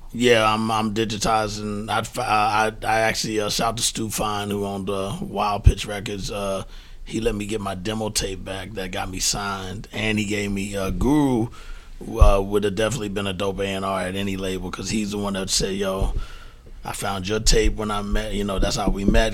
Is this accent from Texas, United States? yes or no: yes; Prairie View, Texas, United States; moved away as an adult; also born or lived in Fifth Ward, Houston; now in New York, United States; I was born in Fifth Ward and, mm-hmm. and raised there as a child, but then I moved to Prairie View, which is about 45 minutes outside of Houston